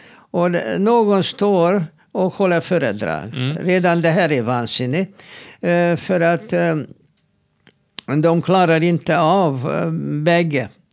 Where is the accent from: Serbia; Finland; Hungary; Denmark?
Hungary; now in Sweden; jag kommer ju från Ungern